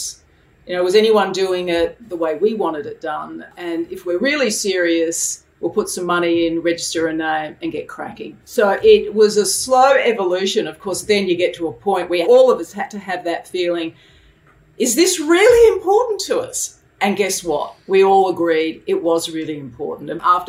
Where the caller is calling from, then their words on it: Sydney, New South Wales, Australia; In from a very hot room in Sydney today.